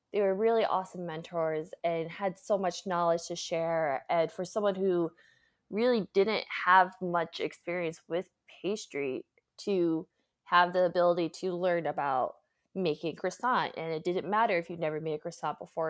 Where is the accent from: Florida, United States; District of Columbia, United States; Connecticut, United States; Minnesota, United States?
Connecticut, United States; moved away as an adult; also born or lived in Hyde Park, New York; now in San Francisco, United States; I grew up in Connecticut originally